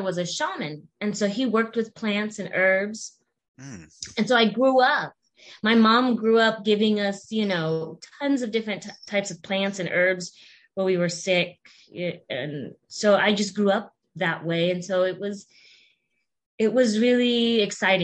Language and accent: English; Nebraska, United States; now in Washington, United States; I'm originally from Nebraska